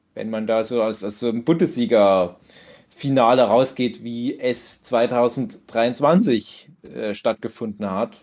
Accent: Dortmund area, North Rhine-Westphalia, Germany; Ich komme ja dort auch aus der Ecke.

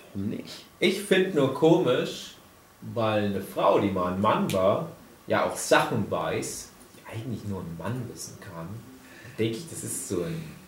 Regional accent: GDR, East Germany, Germany; Ich bin ja auch ein Kind der DDR

